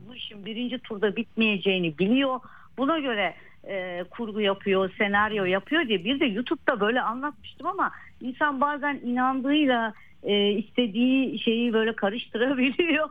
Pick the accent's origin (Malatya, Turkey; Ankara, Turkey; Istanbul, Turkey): Malatya, Turkey; moved away; Deprem bölgesi benim memleketim